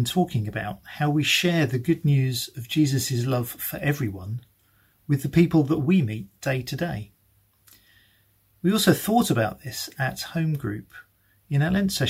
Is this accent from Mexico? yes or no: no; United Kingdom; we're very British.